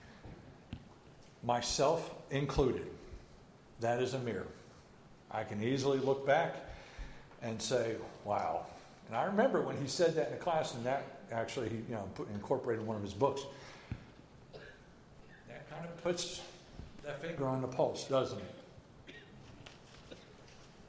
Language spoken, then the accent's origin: English; New Jersey, United States; also born or lived in Edinburgh, Scotland; I'm from New Jersey